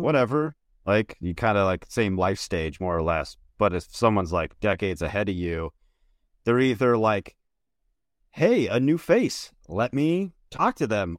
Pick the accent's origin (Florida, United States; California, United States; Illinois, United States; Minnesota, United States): Minnesota, United States; I'm from Minnesota